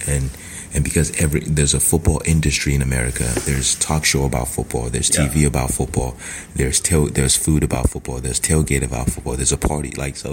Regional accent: Southern California, United States; also born or lived in Nigeria; I grew up in Southern California.

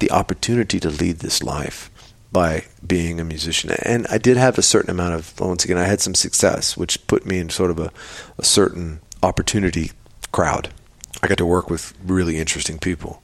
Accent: Texas, United States; I come from Texas, where Texans, they love their bullshit

